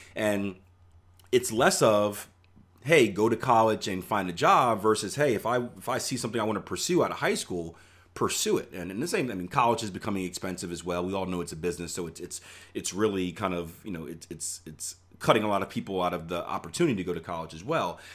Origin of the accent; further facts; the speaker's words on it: Philadelphia, Pennsylvania, United States; I grew up in Philadelphia, P